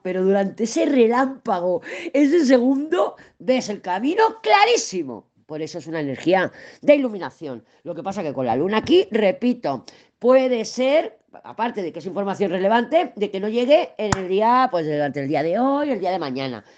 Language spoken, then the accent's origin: Spanish; Spain; he nacido, soy española